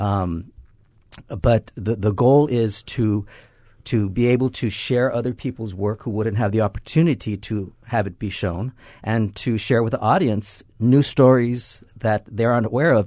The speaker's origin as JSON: {"language": "English", "town": "Los Angeles", "region": "California", "country": "United States", "moved": "as an adult", "lives_now": "Hawaii, United States", "said": "I'm from Los Angeles, came here about ten, eleven years ago"}